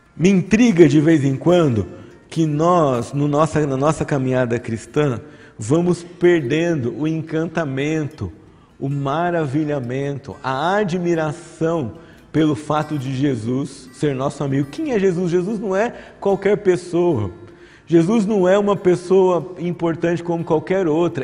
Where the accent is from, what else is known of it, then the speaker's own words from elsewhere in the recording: São José dos Campos, São Paulo, Brazil; also born or lived in Barbacena; Quando eu era criança, lá em Barbacena, não, aqui em São José dos Campos, havia muitos movimentos evangelísticos